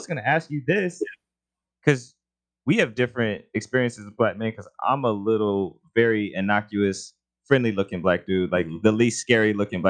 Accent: Indiana, United States; what it's like being black, like by all accounts I had it pretty easy and good growing up in Indiana

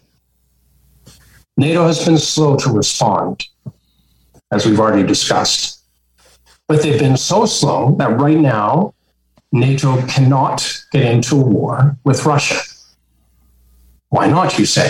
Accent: Canada; as a Canadian

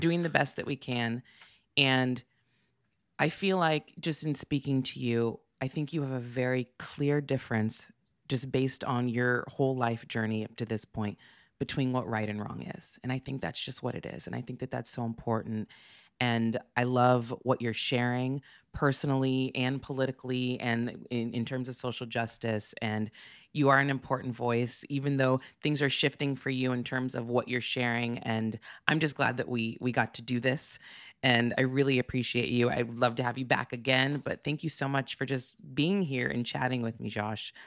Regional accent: Santa Barbara, California, United States; moved away; also born or lived in New York; I grew up in Santa Barbara

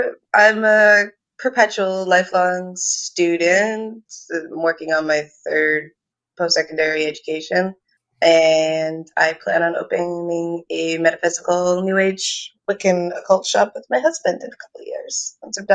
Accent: a town just outside of Toronto, Ontario, Canada; I'm from a town just outside of Toronto, Ontario, Canada

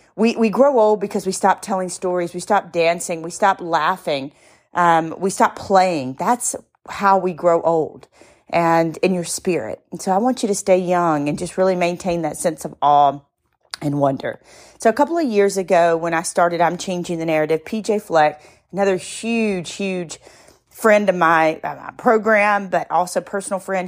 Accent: the South, United States; I'm from the South

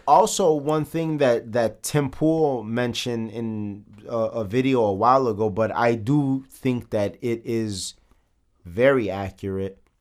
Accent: Chicago, Illinois, United States; we're from the south side of Chicago

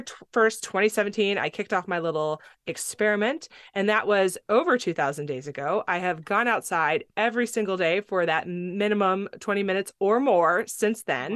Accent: California, United States; also born or lived in Tennessee; now in Palmer, Alaska, United States; I grew up on a beach in California

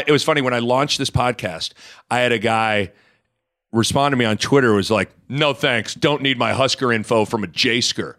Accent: Lincoln, Nebraska, United States; moved away as an adult; now in Omaha, United States; I've almost been in living in Omaha for as long as I grew up in Lincoln.

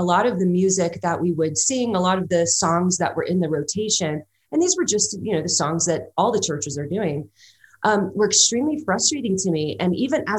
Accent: Los Angeles, California, United States; I grew up in Los Angeles, California.

